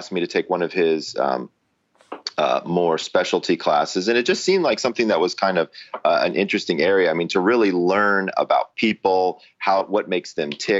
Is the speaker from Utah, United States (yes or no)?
no; Atlanta, Georgia, United States; I'm originally from Atlanta